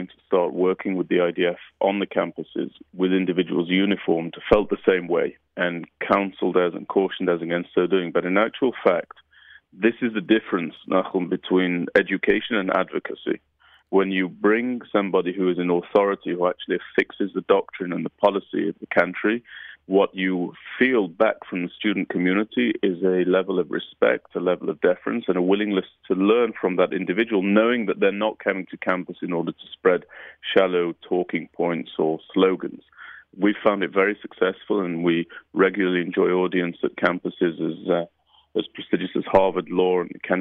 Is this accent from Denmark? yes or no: no; United Kingdom; moved away; my upbringing in the UK